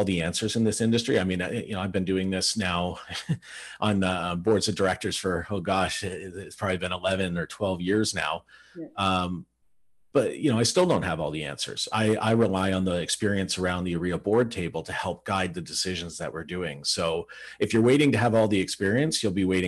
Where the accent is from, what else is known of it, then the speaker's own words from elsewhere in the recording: Burlington, Ontario, Canada; I grew up in Burlington, Ontario, which is where I still live.